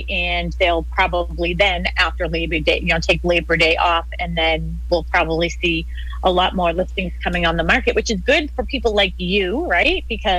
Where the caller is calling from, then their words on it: Boston, Massachusetts, United States; So I am calling in from Boston. That's where we are.